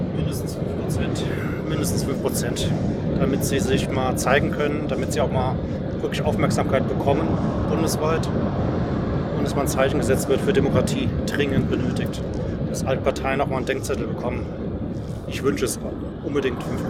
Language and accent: German; Baden-Württemberg, Germany; moved away; also born or lived in Hesse; gebürtiger Baden-Württemberger, lange in Hessen gelebt